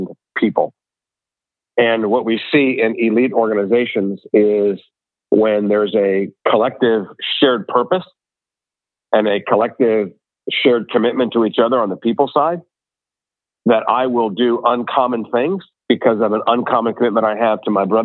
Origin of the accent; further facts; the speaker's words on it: Ohio, United States; I'm from Ohio.